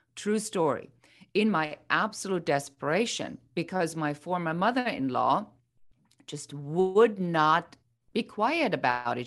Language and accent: English; Germany; moved away as an adult; now in United States; I'm originally from Germany